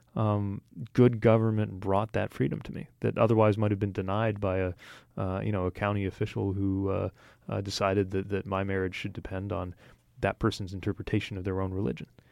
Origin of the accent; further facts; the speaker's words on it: Indiana, United States; people in my home state, i, uh, of Indiana